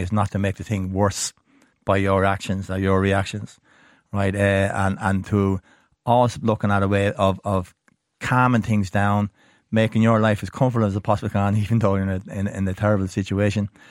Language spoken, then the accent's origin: English; Ireland; being Irish